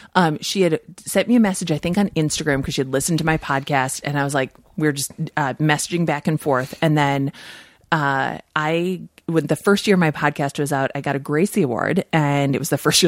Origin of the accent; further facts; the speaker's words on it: Minnesota, United States; moved away; No, I'm from Minnesota.